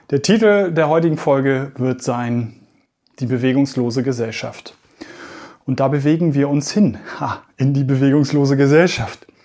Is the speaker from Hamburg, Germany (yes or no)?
yes; Hamburg, Germany; Ich komme ja hier aus Hamburg-Eidelstedt, also im Westen von Hamburg